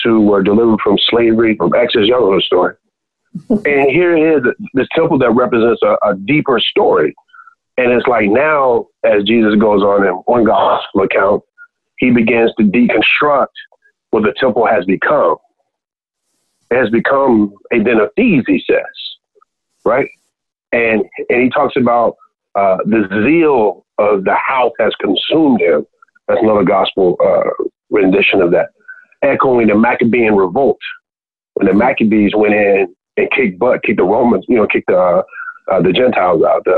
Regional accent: Birmingham, Alabama, United States; I grew up in Birmingham, Alabama

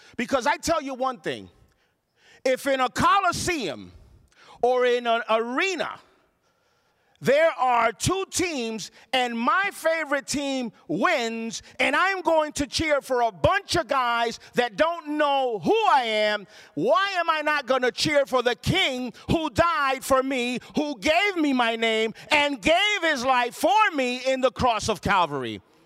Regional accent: Puerto Rico; born or raised there; now in United States

